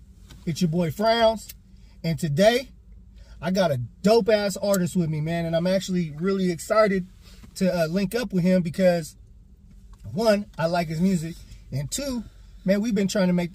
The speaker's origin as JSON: {"language": "English", "town": "Portland", "region": "Oregon", "country": "United States", "tie": "born or raised there", "also_born_or_lived": "Arkansas"}